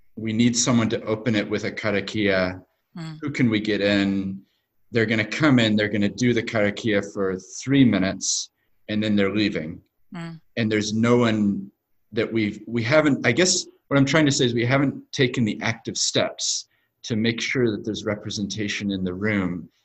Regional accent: New Zealand; also born or lived in United States; I was born in America. Actually, moved to New Zealand when I was seven, so right. my accent isn't actually very accurate.

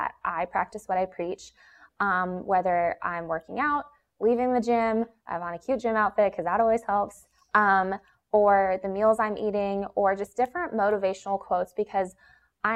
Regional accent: Atlanta, Georgia, United States; I was born and raised in Atlanta, Georgia

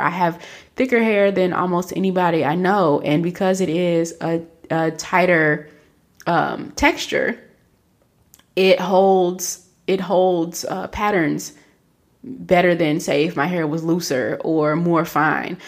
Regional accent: Kentucky, United States; I grew up in Kentucky

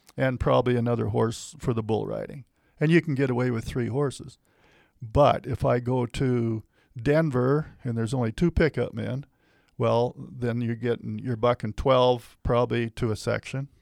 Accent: Matador Community Pasture, Saskatchewan, Canada; I was born and raised on the Matador Community Pasture, which is a huge, largest community pasture in Canada.

